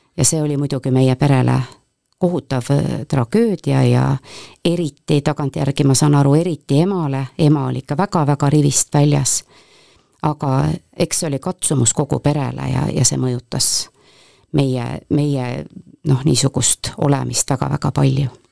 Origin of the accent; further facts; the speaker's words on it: Põltsamaa, Jõgeva County, Estonia; mina olen läbi ja lõhki Põltsamaa tüdruk ma olen, eh, olen sündinud Põltsamaal